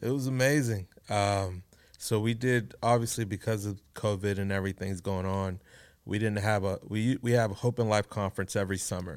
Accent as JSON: {"language": "English", "town": "Houston", "region": "Texas", "country": "United States", "tie": "born or raised there", "said": "born, raised here in Houston, Texas."}